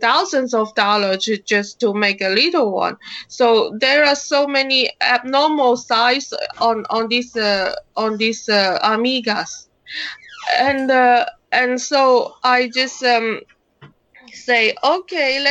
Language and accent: English; China; I'm from China